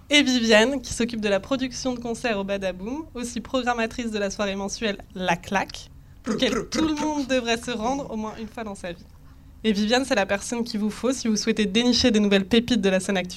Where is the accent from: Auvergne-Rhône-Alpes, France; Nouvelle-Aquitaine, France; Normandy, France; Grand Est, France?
Grand Est, France; Strasbourg; Je suis née à Strasbourg.